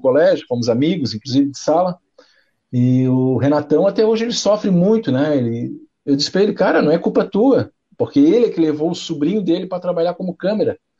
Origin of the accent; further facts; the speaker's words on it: Florianópolis, Santa Catarina, Brazil; meu pai, meu irmão são manezinho aqui de Cacupé, aqui, nós somos manezinho